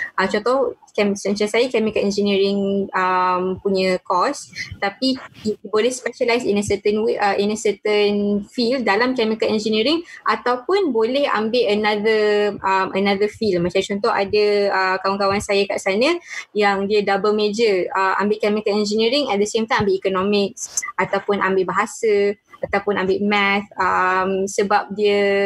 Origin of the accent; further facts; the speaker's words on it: Malaysia; dekat Malaysia, kita dah biasa kita saya orang Melayu Muslim